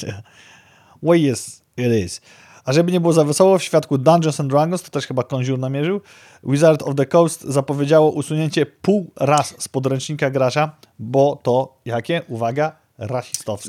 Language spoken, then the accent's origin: Polish; Białystok, Podlaskie Voivodeship, Poland; w naszym dobrym, porządnym Białymstoku